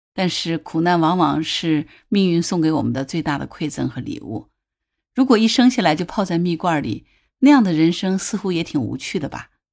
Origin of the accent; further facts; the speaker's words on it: Hangzhou, Zhejiang, China; 我是土生土长的杭州人